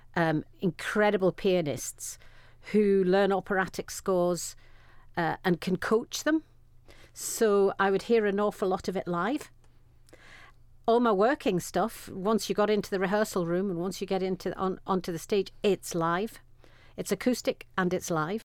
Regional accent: Sunderland, North East England, United Kingdom; I was born and bred in Sunderland

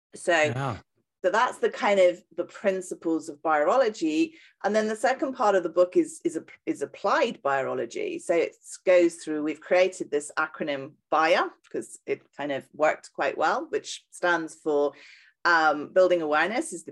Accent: United Kingdom; accent: British; moved away as an adult; also born or lived in south of France; now in France; you can probably tell from my accent, I'm British.

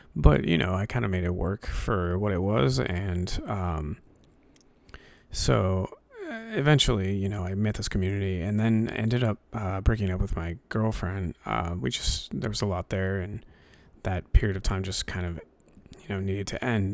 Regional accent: New Hampshire, United States; I grew up in New Hampshire, so, um, there's not a lot to do up here

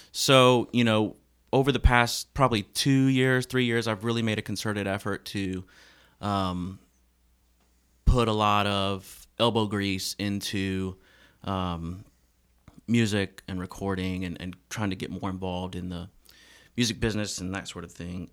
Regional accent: Memphis, Tennessee, United States; moved away as an adult; now in Nashville, United States; I'm originally from Memphis, uh, Tennessee, and have lived here in Nashville

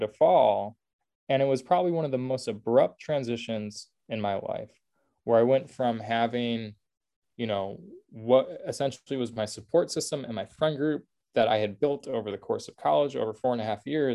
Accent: Oak Park, Illinois, United States; also born or lived in Indiana; I was born and raised in Oak Park. So I had good familiarity with Chicago. Oak Park is the first suburb west of the city

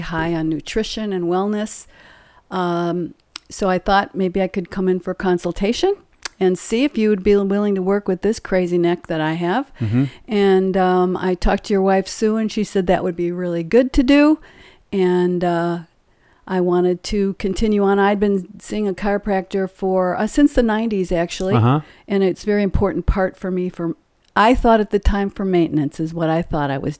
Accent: Illinois, United States; moved away as an adult; now in White House, Tennessee, United States; we moved here from Illinois. Been there my whole life. I lived in Illinois

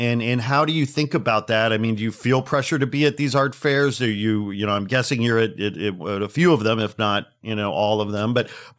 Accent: Chicago, Illinois, United States; moved away as an adult; now in Los Angeles, United States; I hail from Chicago originally. I moved here in 01.

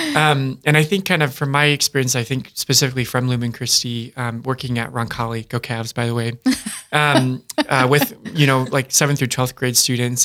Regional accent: Dakota Dunes, South Dakota, United States; I'm from Dakota Dunes, South Dakota

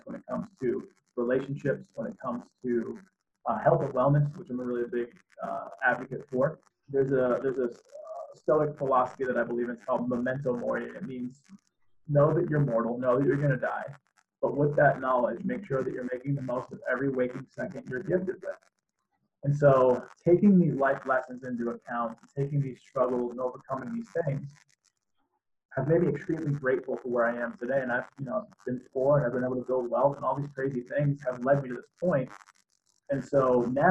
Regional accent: Boston, Massachusetts, United States; the town I grew up in Boston

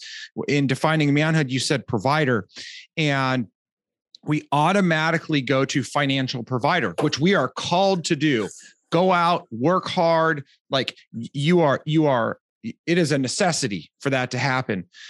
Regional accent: Southern California, United States; I'm from Southern California

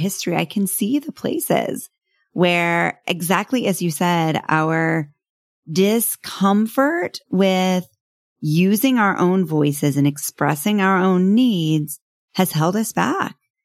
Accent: North Texas, United States; I grew up in North Texas

